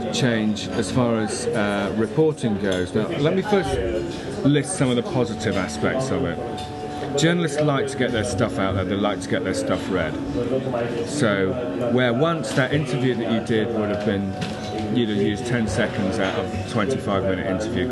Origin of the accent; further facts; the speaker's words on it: United Kingdom; as a Brit